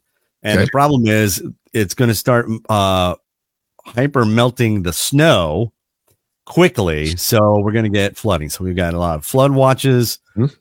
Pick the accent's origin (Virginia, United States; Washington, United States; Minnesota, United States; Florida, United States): Virginia, United States; Mechanicsville; moved away; I grew up outside Richmond, Virginia, in a town called Mechanicsville